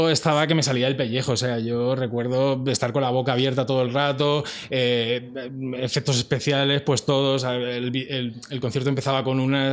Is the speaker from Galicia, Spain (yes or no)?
no; Madrid, Community of Madrid, Spain; Es que soy de Vallecas. Hay que dar el dato.